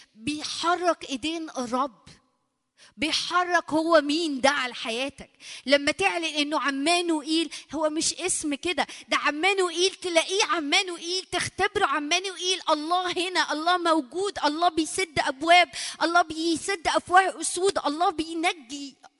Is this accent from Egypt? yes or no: yes; Egypt; عندنا في مصر